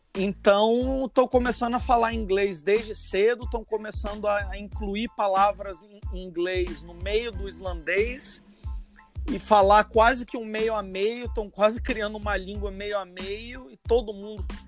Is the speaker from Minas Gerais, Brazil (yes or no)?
no; Rio de Janeiro, Brazil; now in Iceland; eu nasci no Rio, mas minha família toda é italiana